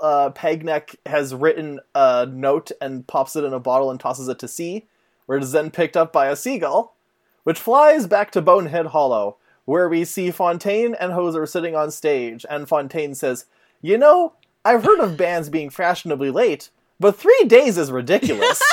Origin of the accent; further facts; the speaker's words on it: Canada; I am Canadian